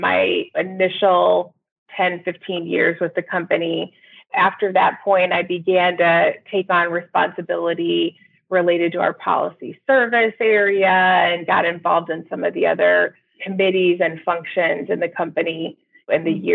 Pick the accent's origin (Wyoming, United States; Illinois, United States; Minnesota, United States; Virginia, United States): Illinois, United States; Peoria; I grew up in Peoria, Illinois, where I live today